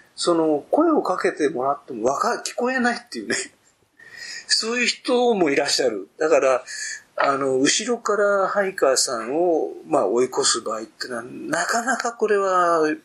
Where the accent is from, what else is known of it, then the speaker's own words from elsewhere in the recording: Tokyo, Japan; 最初の山は高尾山だと思いますよ。うん。あの、最初の動物園は井の頭公園の動物園